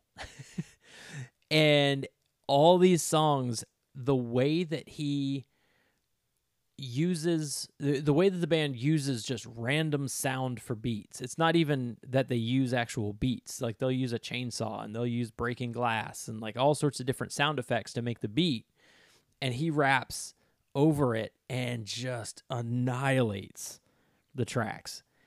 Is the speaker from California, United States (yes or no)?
no; Florida, United States; I'm from Florida